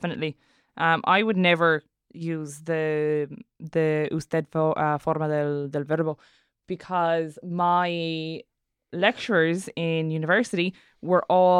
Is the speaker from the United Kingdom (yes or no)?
no; Munster, Ireland; accent: Munster Irish; Whereas when I'm speaking Irish, because I have the Munster Conunth, my first person singular past tense would end in an S.